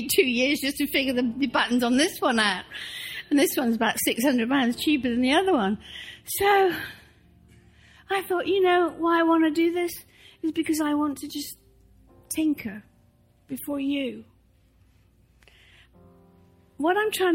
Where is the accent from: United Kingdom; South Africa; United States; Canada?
United Kingdom; England; moved away; I grew up in the Church of England